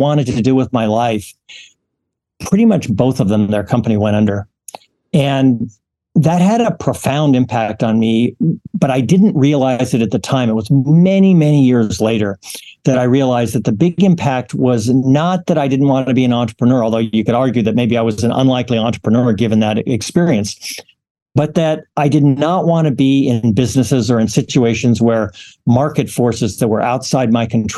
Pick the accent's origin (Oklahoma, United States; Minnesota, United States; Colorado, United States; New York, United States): Colorado, United States; rural; I grew up in a small town. I didn't even really grow up in a town. The closest town had a population of about 325 people. And it was pretty much divided between ranchers and farmers. And it was rural Colorado.